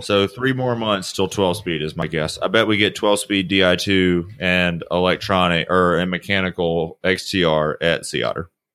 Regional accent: the South, United States; I'm from the South

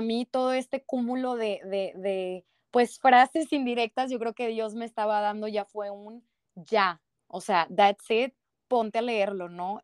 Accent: Monterrey, Nuevo León, Mexico; buen regio

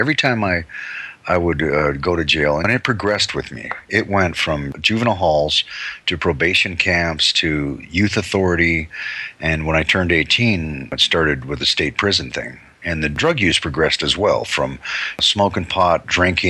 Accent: Long Beach, California, United States; also born or lived in Hailey, Idaho / New York; I grew up in Long Beach primarily.

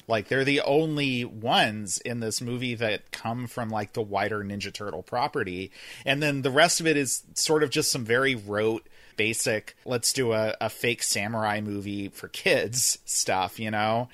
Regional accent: North Florida, United States; moved away; I grew up in Florida. I grew up in North Florida specifically

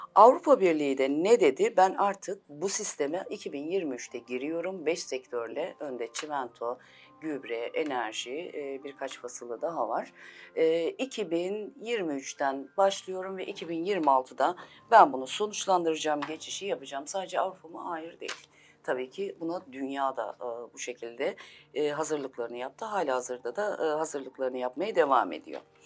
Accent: Elazığ Province, Turkey; 1975 Elazığ doğumluyum.

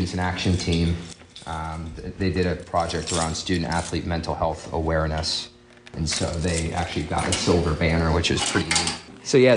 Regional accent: Seattle, Washington, United States; moved away as an adult; also born or lived in North Carolina; now in Pittsburgh, United States; I'm originally from Seattle, Washington, born and raised in Seattle

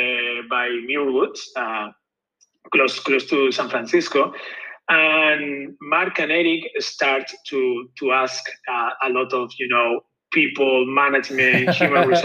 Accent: Gandia, Valencian Community, Spain; from Gandia. I'm from Gandia

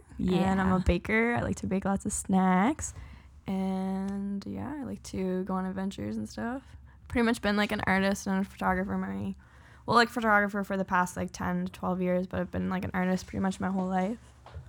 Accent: Lower Sackville, Nova Scotia, Canada; now in Halifax, Canada; Yes, I grew up in Lower Sackville.

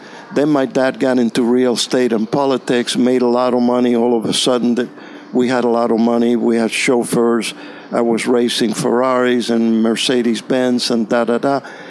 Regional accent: Havana, Cuba; English is a second language; now in Florida, United States; I was born in Cuba, in Havana. My parents were born also in Cuba. My grandparents were born in Spain and came to Cuba.

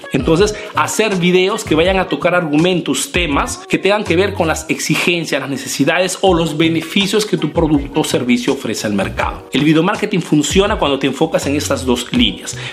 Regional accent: Peru; now in Italy; Soy un emprendedor peruano que hace negocios en Italia, en Europa principalmente

